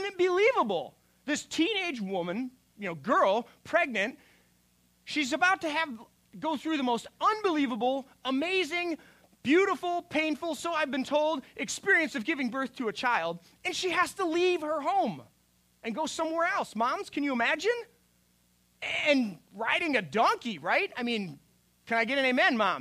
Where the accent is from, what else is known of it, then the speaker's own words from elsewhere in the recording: Minnesota, United States; moved away; also born or lived in Colorado; I was from Minnesota